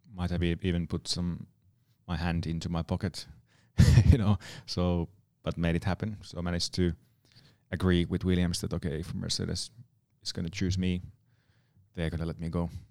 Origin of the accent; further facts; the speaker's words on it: Nastola, Päijät-Häme, Finland; my hometown area, Nastala and Lahti